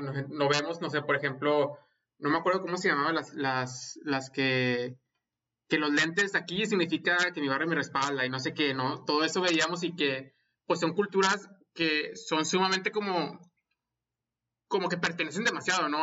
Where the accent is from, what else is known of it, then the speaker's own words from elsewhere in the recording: Monterrey, Nuevo León, Mexico; now in United States; soy regio y he inmigrado a los Estados Unidos